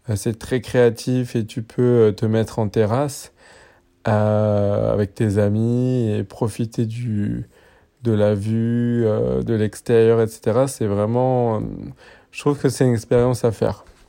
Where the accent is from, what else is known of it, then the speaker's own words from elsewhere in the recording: French Polynesia; moved away; also born or lived in Paris, France; moi j'ai grandi à Tahiti